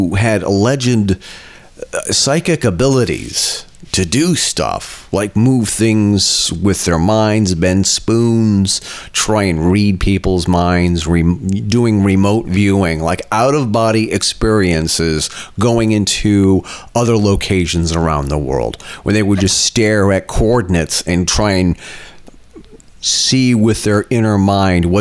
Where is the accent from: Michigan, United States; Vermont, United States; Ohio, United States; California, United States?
Vermont, United States; born or raised there